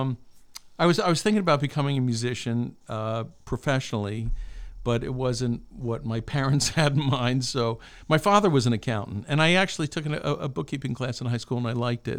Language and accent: English; Albany, New York, United States; I grew up in Albany, New York